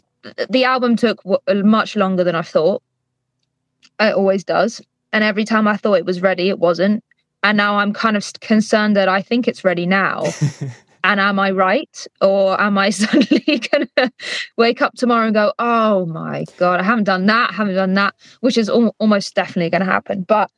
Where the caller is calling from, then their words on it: London, United Kingdom; I am calling from my studio in London